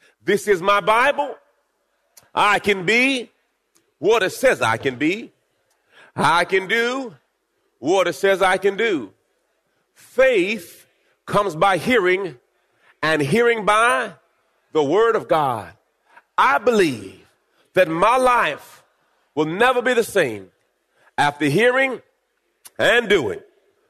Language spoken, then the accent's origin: English; Jamaica; I was born in Jamaica.